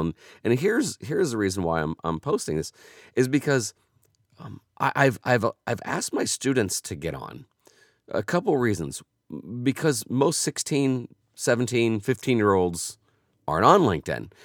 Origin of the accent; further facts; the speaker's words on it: Indianapolis, Indiana, United States; I was from Indianapolis